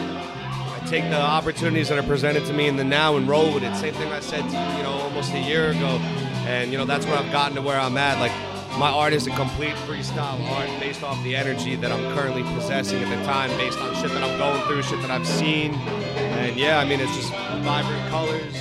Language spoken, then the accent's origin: English; Long Island, New York, United States; Born and raised in Long Island